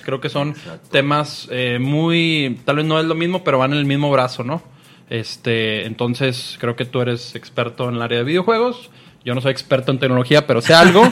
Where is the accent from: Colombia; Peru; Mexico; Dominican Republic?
Mexico; Soy buen mexicano